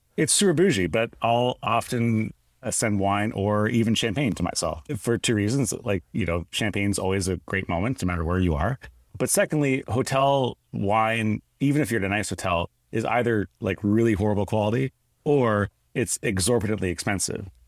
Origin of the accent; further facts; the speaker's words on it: Canada; I grew up in Canada